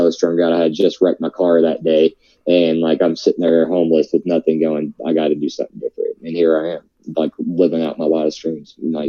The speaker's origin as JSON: {"language": "English", "region": "the South", "country": "United States", "tie": "born or raised there", "said": "I'm from the South. I grew up eating, you know, meat and potatoes every day and biscuits and gravy"}